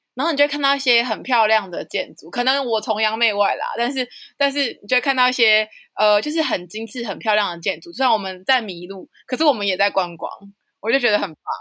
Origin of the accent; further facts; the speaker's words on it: Nantou County, Taiwan; 来自南投的